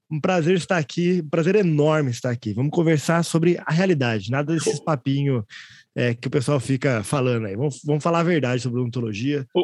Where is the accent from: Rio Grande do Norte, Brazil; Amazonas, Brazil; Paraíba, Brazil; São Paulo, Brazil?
Amazonas, Brazil; Manaus; born there; Uma das coisas mais importantes para mim é, e sobre mim é que eu sou manauara, sou nascido em Manaus, tenho uma história bem grande aí no Brasil